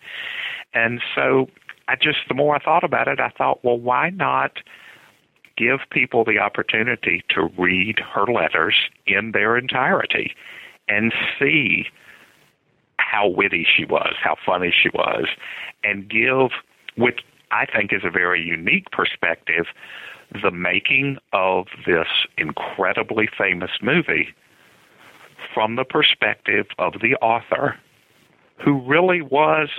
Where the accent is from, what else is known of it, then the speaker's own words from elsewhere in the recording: Lynchburg, Virginia, United States; Grew up in Lynchburg, Virginia